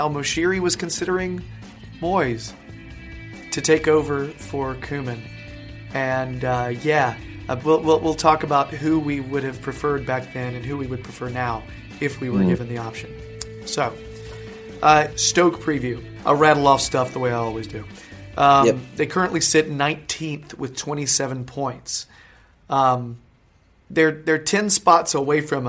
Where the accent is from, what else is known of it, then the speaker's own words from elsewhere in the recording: North Carolina, United States; I'm from North Carolina